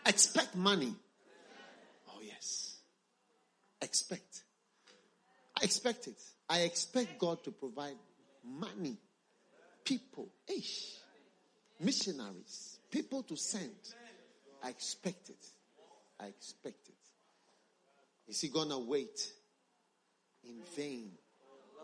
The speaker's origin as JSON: {"language": "English", "country": "Ghana", "said": "We come from Ghana"}